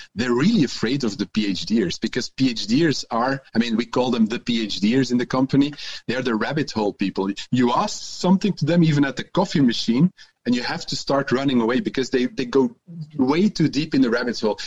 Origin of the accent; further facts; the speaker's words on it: Antwerp, Flanders, Belgium; English is a second language; also born or lived in Ghent; I'm also from Antwerp